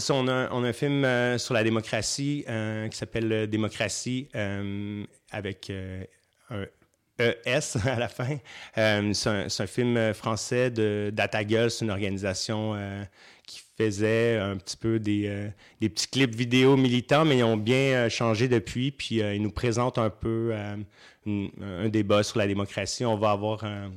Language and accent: French; Saint-Hyacinthe, Quebec, Canada; moved away; je viens à la base, je viens de Saint-Hyacinthe, ça fait longtemps que je suis plus là-bas